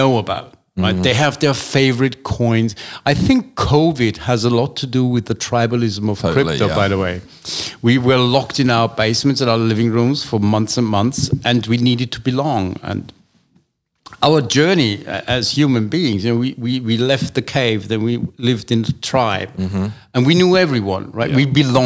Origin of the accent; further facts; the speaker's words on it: Austria; now in United Kingdom; I was born in Austria